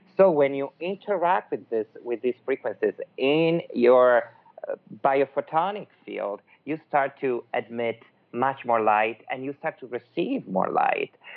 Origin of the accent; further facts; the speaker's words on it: Milan, Lombardy, Italy; accent: Italian; English is a second language; now in Los Angeles, United States; I'm Italian from Milan, but actually now I live in Los Angeles